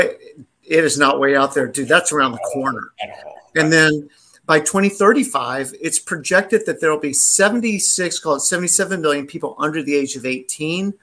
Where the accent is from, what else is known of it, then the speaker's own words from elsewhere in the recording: the South, United States; we're both from the South